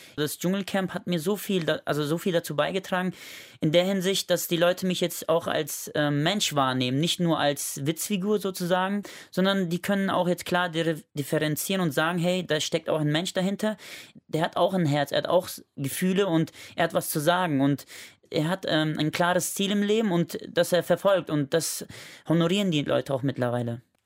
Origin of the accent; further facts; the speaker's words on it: Germany; ich bin in Langfeld geboren